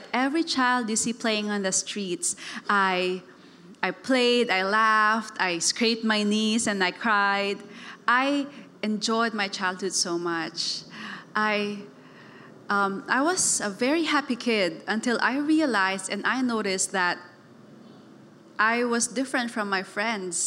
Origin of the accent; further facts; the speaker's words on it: Davao City, Davao Region, Philippines; moved away; I was raised in Davao. It's a city in the southern part of the Philippines